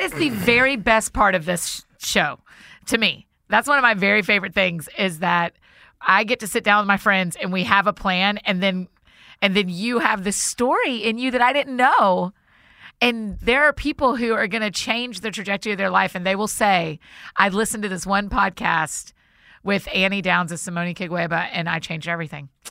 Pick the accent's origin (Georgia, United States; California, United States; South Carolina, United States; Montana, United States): Georgia, United States; Marietta; my hometown, Marietta.